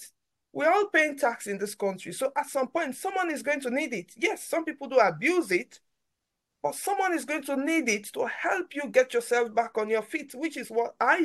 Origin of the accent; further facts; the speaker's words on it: Sierra Leone; moved away as an adult; now in London, United Kingdom; where I grew up from, I come from Sierra Leone.